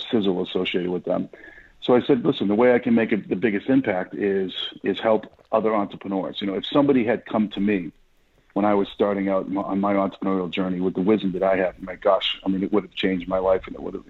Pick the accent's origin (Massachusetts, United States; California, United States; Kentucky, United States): Massachusetts, United States; Boston; accent: Boston; now in Dallas, United States; Born and raised in Boston, Massachusetts